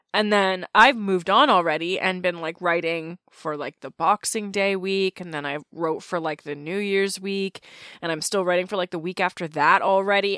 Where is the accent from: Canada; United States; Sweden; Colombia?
Canada; As a Canadian